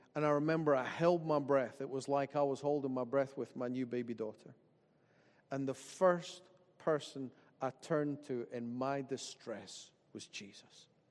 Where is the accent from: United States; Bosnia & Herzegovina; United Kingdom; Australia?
United Kingdom; Dalkeith, Scotland; I grew up in Dalkeith and that I went to Dalkeith High and Kings Park Primary